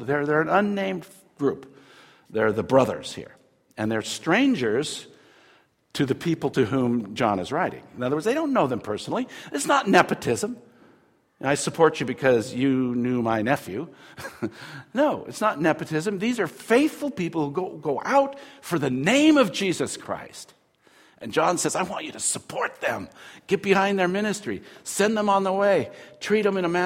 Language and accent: English; United States; I'm an American